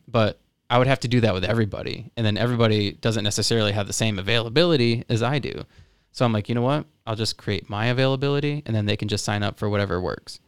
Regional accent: South Florida, United States; I'm from uh, South Florida

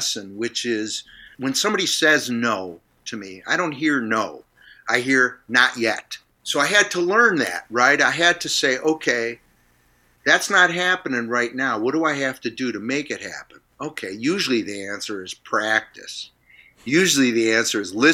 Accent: Niagara Falls, New York, United States; moved away; I grew up in Niagara Falls

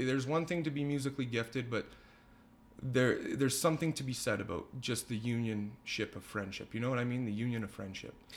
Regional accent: Leduc, Alberta, Canada; I'm a lifelong Ledoux resident

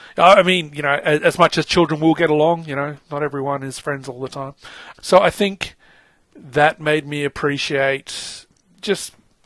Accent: Papua New Guinea; probably because I grew up in Papua New Guinea, which is, at the time, was a little bit underdeveloped.

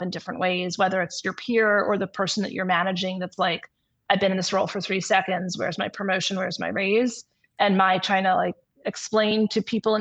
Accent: New York, United States; now in California, United States; I'm originally from New York

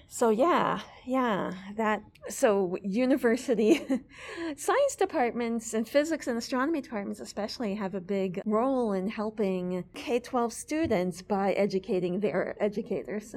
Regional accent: New York City, New York, United States; moved away as an adult; also born or lived in Amherst, Massachusetts; I had a very solidly middle class life growing up in New York City.

